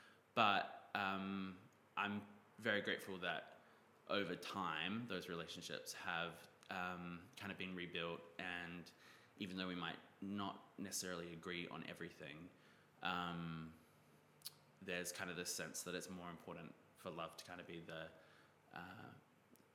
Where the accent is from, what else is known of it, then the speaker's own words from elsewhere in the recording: New Zealand; moved away as an adult; also born or lived in Bondi Beach, Australia; now in Sydney, Australia; I grew up in New Zealand, but I live in Bondi Beach